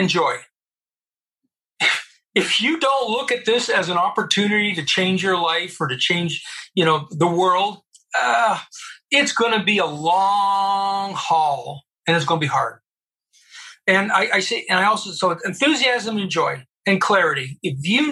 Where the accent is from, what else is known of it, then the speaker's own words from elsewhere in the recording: Colorado Springs, Colorado, United States; I grew up in the United States of America at the United States Air Force Academy in Colorado Springs in the early 70s